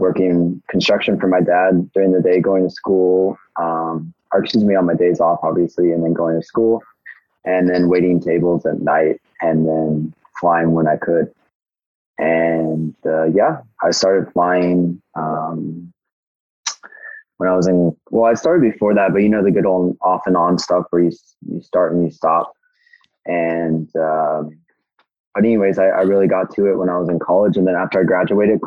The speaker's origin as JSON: {"language": "English", "town": "Fresno", "region": "California", "country": "United States", "tie": "born or raised there", "also_born_or_lived": "Alaska", "moved": "as an adult", "said": "I grew up in Fresno, California. I did all my primary school and high school there."}